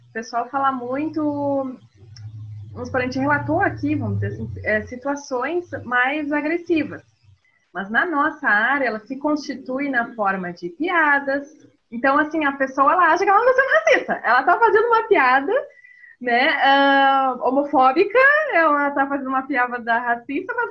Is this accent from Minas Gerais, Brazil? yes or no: no; Rio Grande do Sul, Brazil; also born or lived in Northeast Brazil; quando eu fui morar no Nordeste, foi bem assim. Quando eu fui morar no Nordeste, lá a primeira, a primeira pergunta né, era como assim tu é gaúcha?